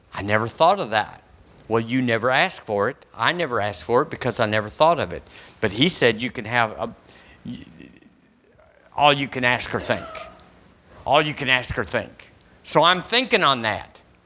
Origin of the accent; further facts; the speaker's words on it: United States; as an American